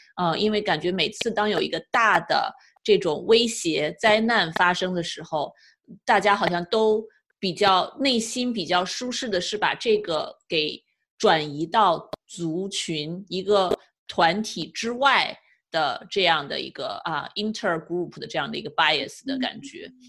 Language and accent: Chinese; China; now in California, United States; 是我们中国人对于生命太不尊重吗？